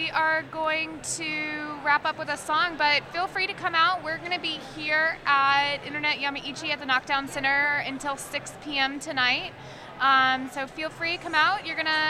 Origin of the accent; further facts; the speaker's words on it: Richmond, Virginia, United States; I'm from Richmond.